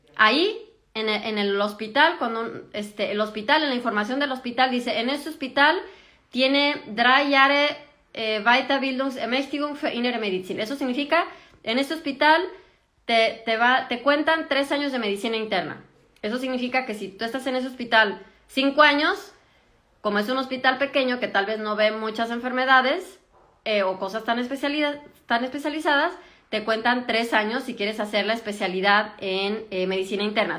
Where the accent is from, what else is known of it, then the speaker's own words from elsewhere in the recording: Mexico; moved away as an adult; now in Germany; yo que soy de México